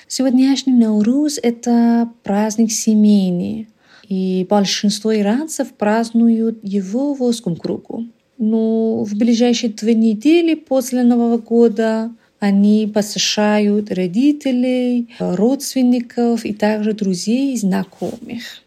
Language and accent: Russian; Iran; Russian is a second language; я иранка. Я родилась в Иране и живу в Ираном